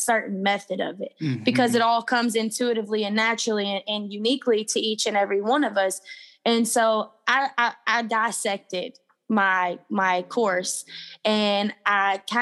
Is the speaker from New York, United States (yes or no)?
no; Louisville, Kentucky, United States; where I'm from Louisville, Kentucky.